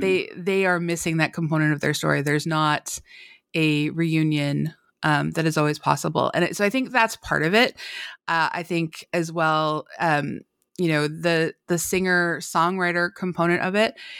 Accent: Canada; I'm Canadian

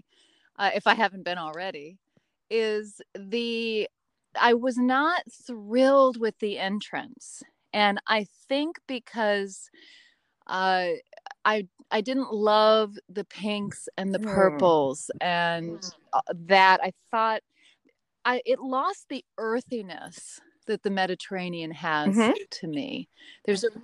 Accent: near Yosemite, California, United States; I come from California and grew up very close to Yosemite

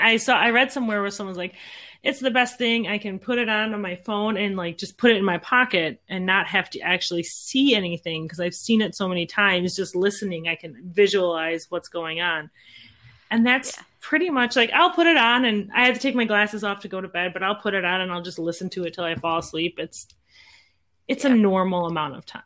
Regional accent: Midwest, United States; we're from the Midwest

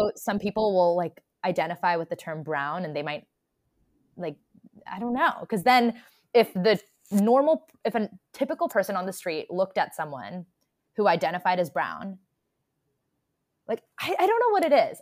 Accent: United States; I'm an Indian American

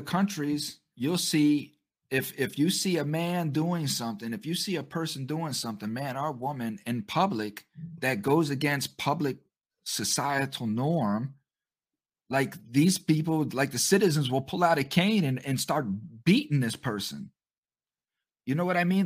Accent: United States; us American citizens

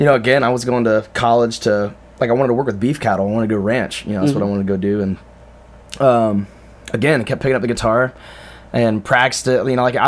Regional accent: Darke County, Ohio, United States; from Dark County, 25.

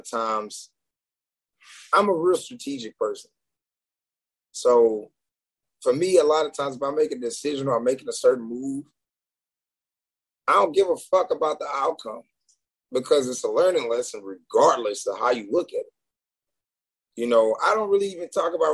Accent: Houston, Texas, United States; I'm from Houston

